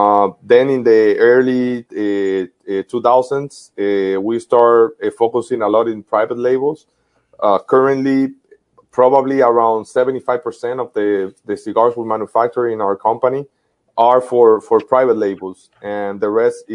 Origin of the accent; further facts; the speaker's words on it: Tamboril, Santiago, Dominican Republic; the little market in Tamboril, my hometown.